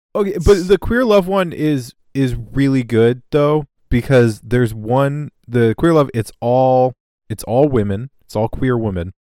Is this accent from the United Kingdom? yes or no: no; Canada